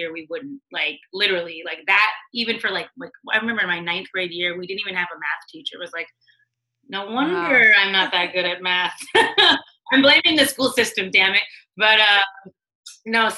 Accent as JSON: {"language": "English", "region": "Washington", "country": "United States", "tie": "born or raised there", "also_born_or_lived": "California / Edmonds, Washington / Beaufort, South Carolina / Los Angeles", "moved": "as an adult", "said": "I grew up in Washington, literally as a Native American"}